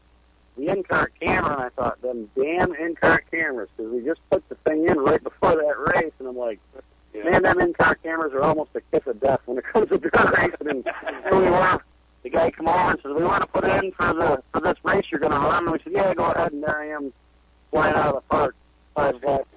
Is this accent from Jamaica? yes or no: no; near Watertown, New York, United States; Watertown, New York, like 10 minutes from my hometown